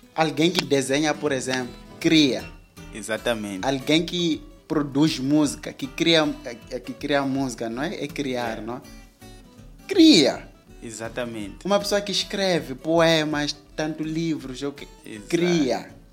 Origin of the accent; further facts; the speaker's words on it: Mozambique; nós somos moçambicanos